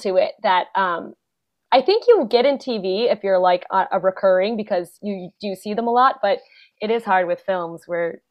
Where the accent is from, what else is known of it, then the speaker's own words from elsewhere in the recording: Schaumburg, Illinois, United States; also born or lived in San Antonio, Texas; I grew up in Schaumburg